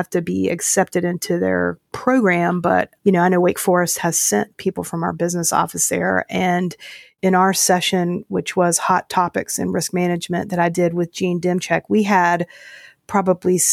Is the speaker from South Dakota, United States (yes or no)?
no; Winston-Salem, North Carolina, United States; my hometown, Winston-Salem, North Carolina